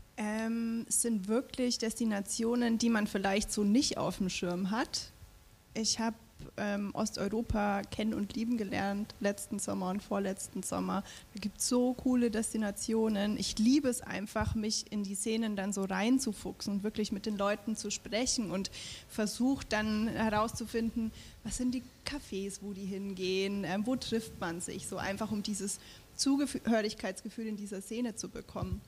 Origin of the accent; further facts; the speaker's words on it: Franconia, Bavaria, Germany; ich bin ja auch im Frankenland groß geworden